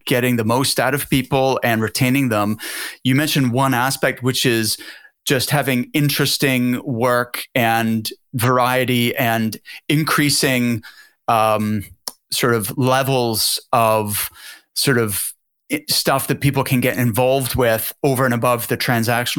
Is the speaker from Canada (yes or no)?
yes; Halifax, Nova Scotia, Canada; moved away; my hometown in Halifax, Nova Scotia